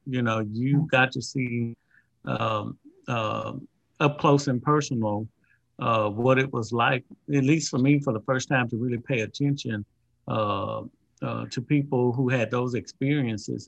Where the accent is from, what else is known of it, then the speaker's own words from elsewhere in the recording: Louisiana, United States; being from Louisiana